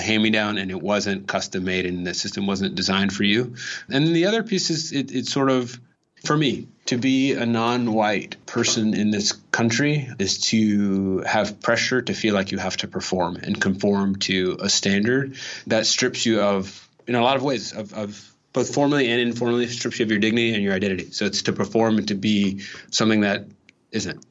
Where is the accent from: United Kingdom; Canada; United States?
United States; Los Angeles, California; born or raised there